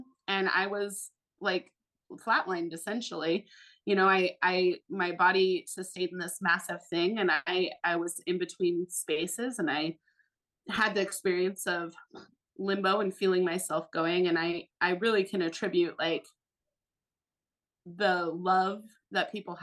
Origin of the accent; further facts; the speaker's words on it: Alaska, United States; I'm born and raised in Alaska, and I had a wild and crazy Alaskan childhood